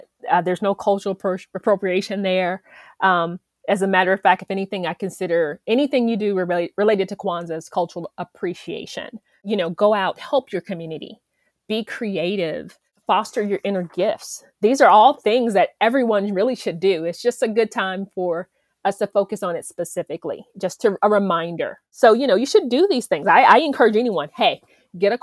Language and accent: English; Madison, Alabama, United States; also born or lived in Atlanta; growing up in Alabama, where I'm from